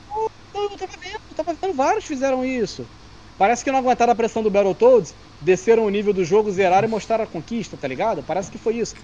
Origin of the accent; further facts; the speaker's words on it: Brazil; also born or lived in Campo Grande, Rio de Janeiro; eu sou brasileiro